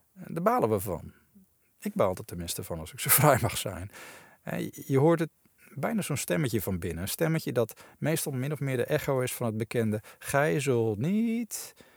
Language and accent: Dutch; Netherlands; als Nederlandse christenen